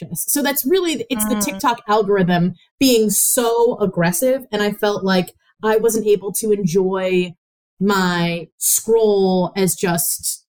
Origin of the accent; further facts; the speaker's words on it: Midwest, United States; accent: middle America; we grew up in the Midwest. You're hearing … and I speak right now. We have middle America accents, maybe a little nasally at times from the Chicago of it all